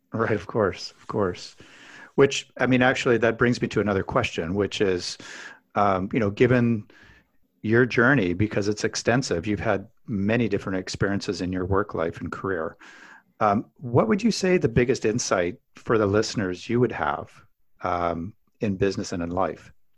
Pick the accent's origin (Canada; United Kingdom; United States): Canada; Alberta; I grew up in Alberta, Canada